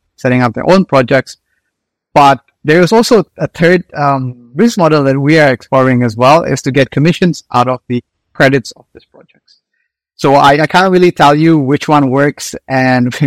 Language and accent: English; Indonesia; moved away; I'm originally from Indonesia